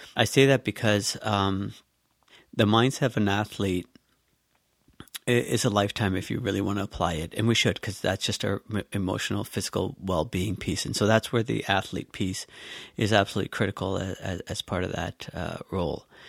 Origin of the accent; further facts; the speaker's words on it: Canada; growing up here, uh, in Canada and as a Canadian